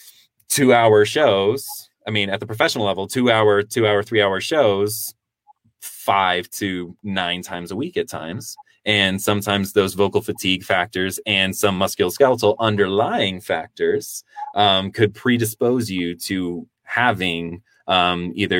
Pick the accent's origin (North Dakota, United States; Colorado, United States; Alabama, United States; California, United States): Colorado, United States; Denver; I'm back in my hometown of Denver, Colorado